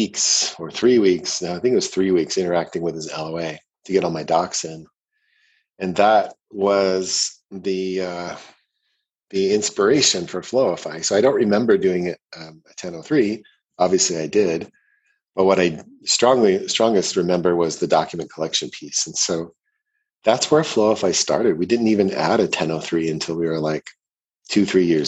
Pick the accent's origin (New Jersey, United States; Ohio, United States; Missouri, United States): Ohio, United States; also born or lived in Canada; now in Boulder, United States; I was born in Ohio